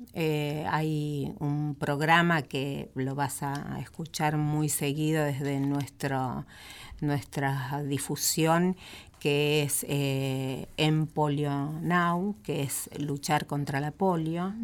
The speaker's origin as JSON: {"language": "Spanish", "region": "Buenos Aires", "country": "Argentina", "said": "En nuestra ciudad de Buenos Aires"}